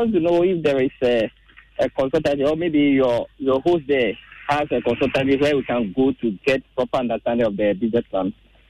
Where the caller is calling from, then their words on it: Tema, Greater Accra, Ghana; I'm calling from Tema.